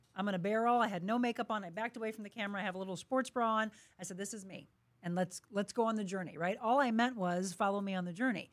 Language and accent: English; Florissant, Missouri, United States; I am from here. I grew up in Florissant. I am a St. Louis girl through and through